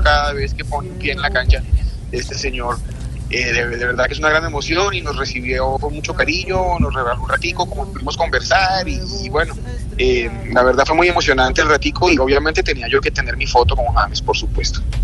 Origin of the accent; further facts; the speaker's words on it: Colombia; siempre que represente los colores de nuestro país